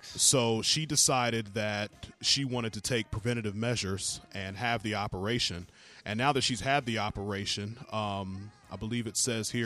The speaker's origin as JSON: {"language": "English", "region": "the South", "country": "United States", "said": "I'm from the South where women have real body parts"}